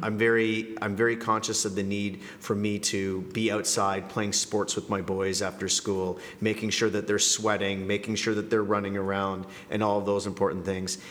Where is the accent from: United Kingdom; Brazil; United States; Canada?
Canada; moved away as an adult; also born or lived in Colombia / Buenos Aires, Argentina / Moscow, Russia; now in Jakarta, Indonesia; I'm originally from Canada